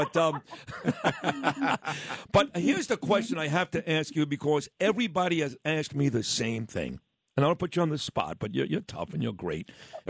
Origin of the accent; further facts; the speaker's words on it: New York City, New York, United States; kid growing up in Brooklyn